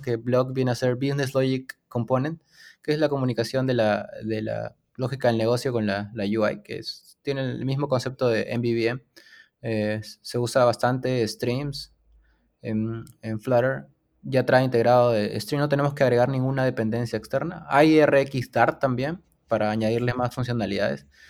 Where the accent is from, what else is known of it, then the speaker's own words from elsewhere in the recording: Lima, Peru; soy de Lima, Perú